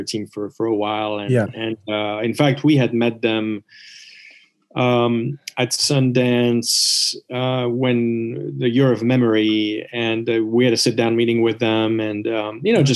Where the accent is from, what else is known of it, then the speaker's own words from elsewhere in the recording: Switzerland; growing up in Switzerland